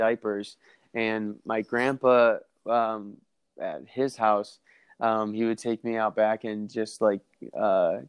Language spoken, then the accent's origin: English; Batavia, New York, United States; I was born and raised in Batavia, New York, about 45 minutes east of Buffalo and west of Rochester